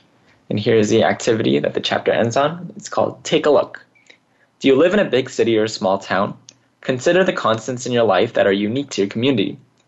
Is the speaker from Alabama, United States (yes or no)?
no; California, United States; I, on the other hand, was born and raised in California's Central Valley. What I enjoyed the most as a kid living in a rural town was the openness.